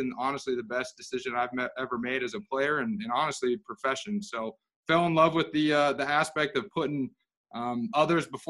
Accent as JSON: {"language": "English", "region": "Utah", "country": "United States", "said": "I'm from Utah originally"}